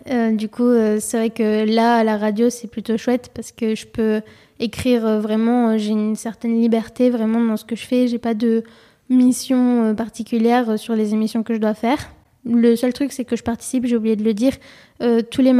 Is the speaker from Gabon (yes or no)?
no; Marseille, Provence-Alpes-Côte d'Azur, France; born there; moved away; Donc, je suis née à Marseille et après, j'ai vécu ailleurs, donc à l'étranger.